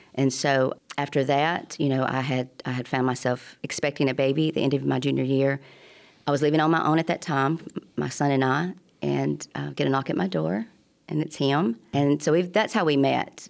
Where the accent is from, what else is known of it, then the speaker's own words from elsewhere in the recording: Tuscumbia, Alabama, United States; also born or lived in Chicago, Illinois; I grew up in Tuscany, Alabama